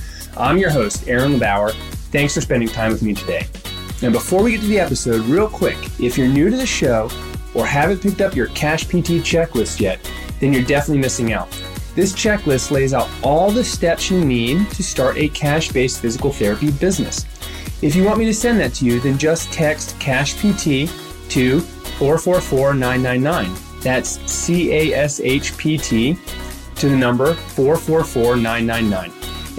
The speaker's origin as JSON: {"language": "English", "region": "North Carolina", "country": "United States", "also_born_or_lived": "California", "said": "Well, you know, I'm from North Carolina and people always ask me, well, where's your accent? And I was like, you know, I was like, well, you know, I lived in California."}